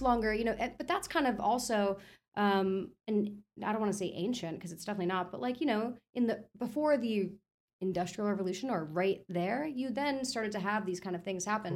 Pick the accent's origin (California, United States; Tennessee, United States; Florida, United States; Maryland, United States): Florida, United States; also born or lived in New York; I'm born in Florida. Uh, raised in New York till I was about seven, so like just like the first early years, and then back to Florida for most of my like you know development years